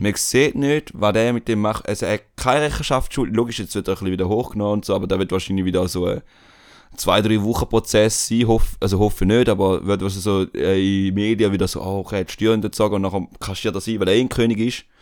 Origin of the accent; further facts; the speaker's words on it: Switzerland; bei uns in der Schweiz